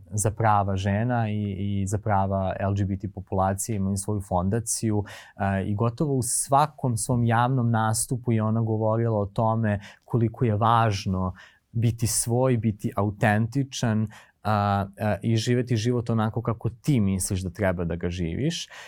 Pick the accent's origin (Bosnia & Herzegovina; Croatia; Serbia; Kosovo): Serbia; Prokuplje, Toplica District; moved away; ako dolaziš iz jako malog mesta kao ja, ja sam iz Prokuplja, um, gde ljudi poput tebe gotovo da ne postoje